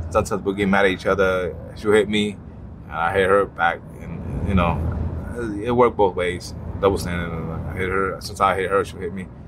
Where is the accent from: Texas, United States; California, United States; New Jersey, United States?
New Jersey, United States; Jersey City; I'm from Jersey City, New Jersey